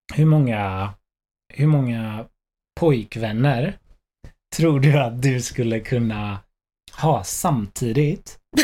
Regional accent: Stenungsund, Västra Götaland, Sweden; jag var från Ströga, Stenungsund

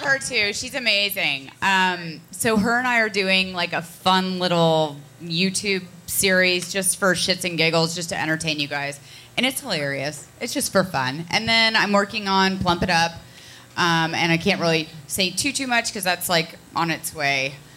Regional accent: Connecticut, United States; moved away; also born or lived in Ohio; I'm from Connecticut and then Ohio

